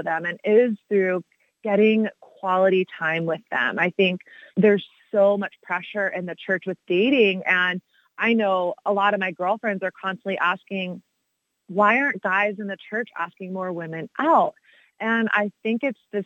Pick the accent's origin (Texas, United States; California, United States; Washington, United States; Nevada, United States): Texas, United States; I grew up in Texas, so sort of the belt buckle of the Bible Belt